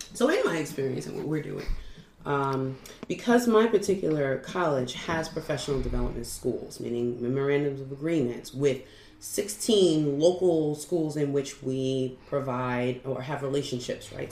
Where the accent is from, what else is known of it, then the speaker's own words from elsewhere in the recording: New York, United States; moved away; I'm from New York, I was young